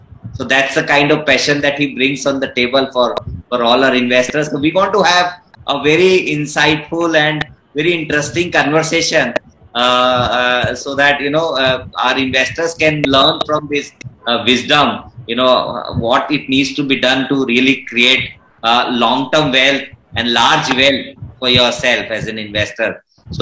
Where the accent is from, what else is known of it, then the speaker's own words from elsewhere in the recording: Pune, Maharashtra, India; I am from Pune